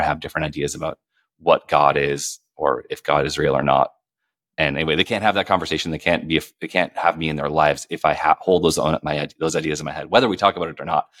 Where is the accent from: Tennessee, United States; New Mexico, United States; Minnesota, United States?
Minnesota, United States; Minneapolis; where I grew up in Minneapolis